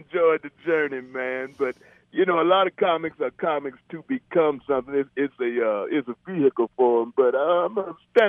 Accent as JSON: {"language": "English", "town": "Chicago", "region": "Illinois", "country": "United States", "tie": "born or raised there", "moved": "yes", "lives_now": "Georgia, United States", "said": "I grew up in Chicago, actually, South side Chicago"}